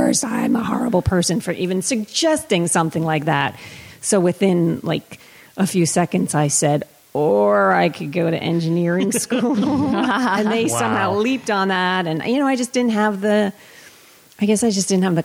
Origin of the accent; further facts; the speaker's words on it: Somerset, Massachusetts, United States; moved away as an adult; also born or lived in Worcester, Massachusetts; now in Los Angeles, United States; I'm from Somerset